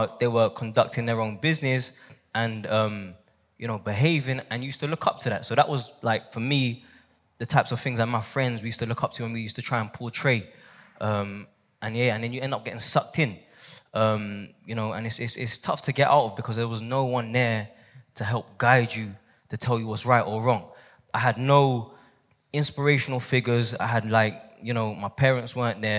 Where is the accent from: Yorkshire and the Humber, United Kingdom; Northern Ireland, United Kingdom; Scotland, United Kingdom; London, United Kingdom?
London, United Kingdom; growing up in London